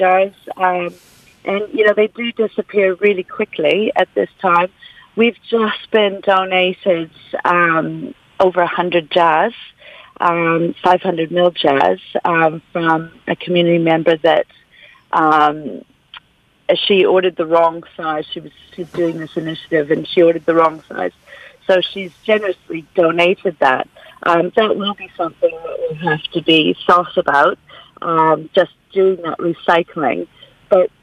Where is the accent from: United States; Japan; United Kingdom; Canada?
Canada; now in Golden Bay, New Zealand; growing up in Canada